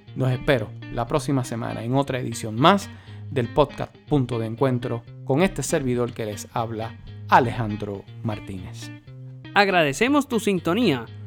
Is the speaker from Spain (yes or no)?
no; Puerto Rico; nosotros los puertorriqueños